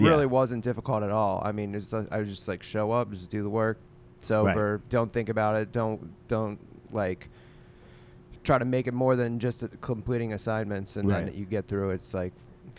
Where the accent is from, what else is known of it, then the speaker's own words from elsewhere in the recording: Pittsburgh, Pennsylvania, United States; it was more bro-y than where I grew up in Pittsburgh.